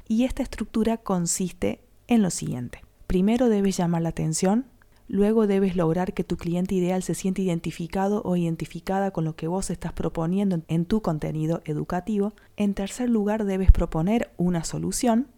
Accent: Córdoba, Argentina; traductora emprendedora de Córdoba Capital Argentina

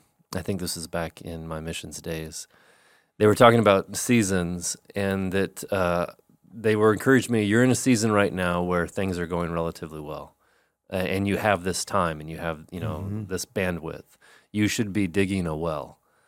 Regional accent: Oregon, United States; Like Oregon is so varied because I grew up in Eastern Oregon where it's high desert.

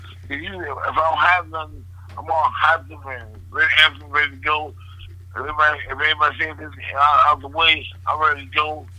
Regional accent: Grand Rapids, Michigan, United States; I was born and raised in Grand Rapids, Michigan.

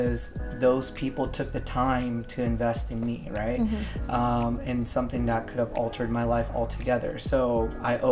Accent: Hawaii, United States; moved away as an adult; also born or lived in California / Los Angeles; now in Tampa, United States; Originally, I'm from Hawaii, born and raised, and I was there until up to college

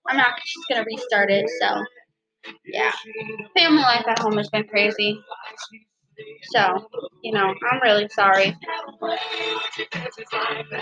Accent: Southern United States, United States; accent: southern; my southern accent, it just comes out. It's natural

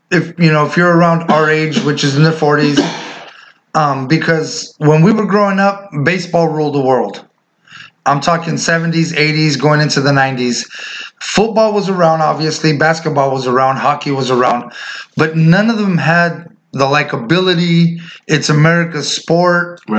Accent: West Coast, United States; So, um, like you said, us growing up in the West Coast

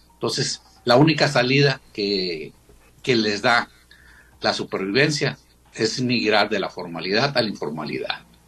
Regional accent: Mexico; como mexicanos

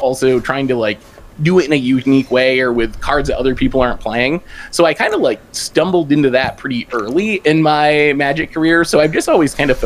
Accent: United States; I'm from the U.S.

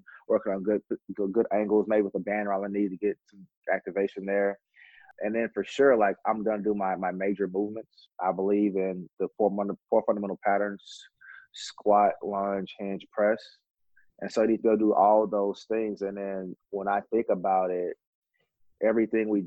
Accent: the South, United States; I grew up in the South.

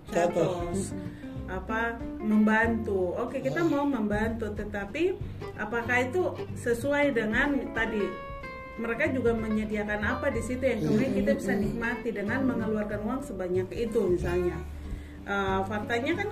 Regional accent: Jayapura, Papua, Indonesia; Padahal saya besar di kota Jayapura.

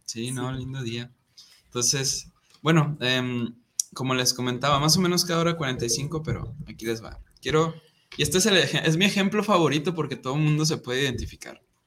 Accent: Guadalajara, Jalisco, Mexico; moved away as an adult; now in Monterrey, Mexico; me voy a mi pueblito, ¿no? Acá a Guadalajara

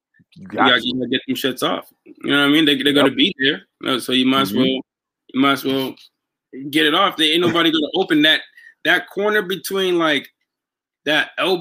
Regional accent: Archdale, United States; I'm from Archdale, and growing up, like, Wednesday nights was like the old head nights.

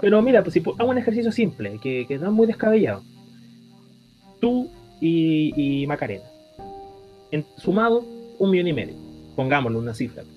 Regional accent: Temuco, Araucanía, Chile; para los que somos de Temuco

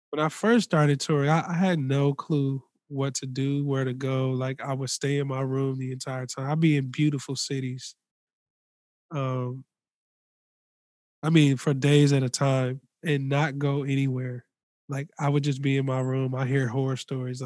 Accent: Los Angeles, California, United States; I'm from Los Angeles

